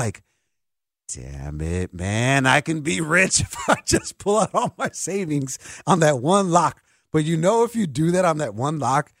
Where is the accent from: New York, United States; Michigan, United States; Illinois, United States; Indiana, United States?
Illinois, United States; Chicago; I'm from Chicago, born and raised, St. Joseph Hospital, Diversey and Lakeshore right there, Humble Park my whole life, or north side of Chicago my whole life.